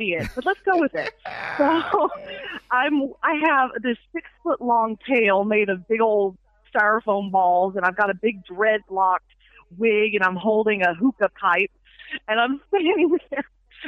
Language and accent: English; Fayetteville, Arkansas, United States; now in Ohio, United States; from Fayetteville, Arkansas, originally. Mm-hmm. Yes, born and raised